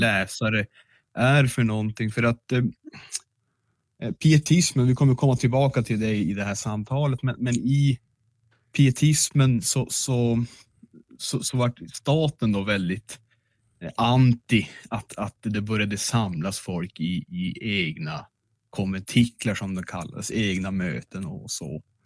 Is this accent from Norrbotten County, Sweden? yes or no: yes; Piteå, Norrbotten County, Sweden; Jag är från Hortlaxkretsen